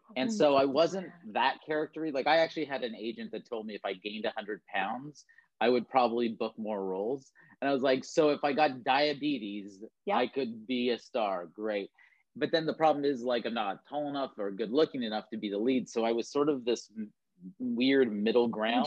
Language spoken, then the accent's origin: English; Toronto, Ontario, Canada; moved away as an adult; now in Vancouver, Canada; I was born and raised in Toronto, Ontario